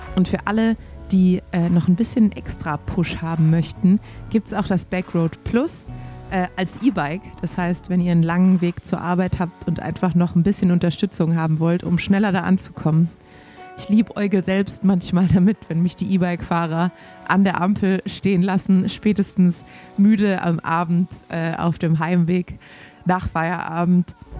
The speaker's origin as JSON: {"language": "German", "region": "Swabia", "country": "Germany", "accent": "Swabian", "said": "als Schwabe"}